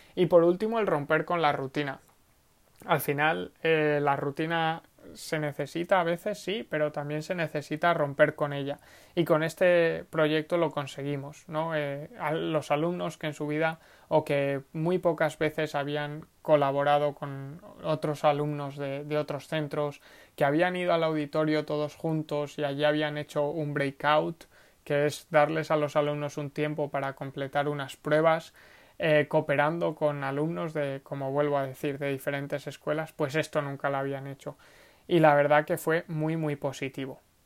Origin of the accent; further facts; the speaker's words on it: Segorbe, Valencian Community, Spain; Segorbe, que es el pueblo donde, de donde vengo, de donde nací